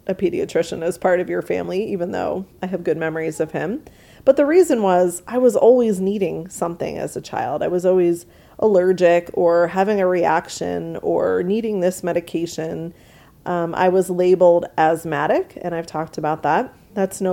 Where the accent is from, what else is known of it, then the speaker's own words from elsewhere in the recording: New York, United States; I grew up in New York, which is a humid place, obviously, with the water right there